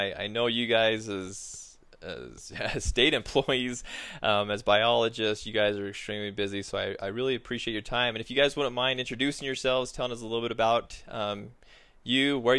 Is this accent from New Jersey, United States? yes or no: no; southern Utah, United States; moved away; I'm actually from Utah originally, grew up my entire life hunting mule deer in southern Utah.